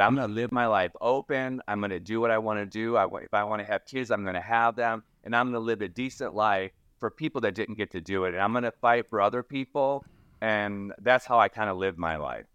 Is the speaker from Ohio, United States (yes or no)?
yes; Toledo, Ohio, United States; moved away as an adult; also born or lived in Florida; I grew up in Toledo, Ohio